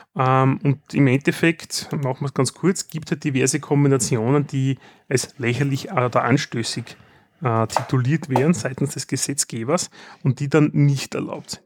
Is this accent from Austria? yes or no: yes; Austria; wir sind Österreicher